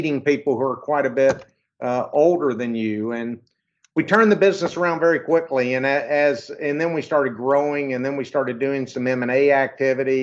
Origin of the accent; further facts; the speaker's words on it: Arkansas, United States; I was born and raised in Arkansas.